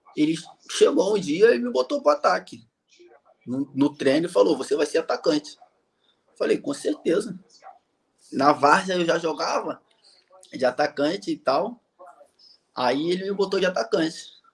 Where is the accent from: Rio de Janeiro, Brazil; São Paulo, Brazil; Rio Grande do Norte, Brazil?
Rio de Janeiro, Brazil; moved away as an adult; also born or lived in South Korea / Honduras; now in Paraguay; eu sou do Rio, sou do Rio de Janeiro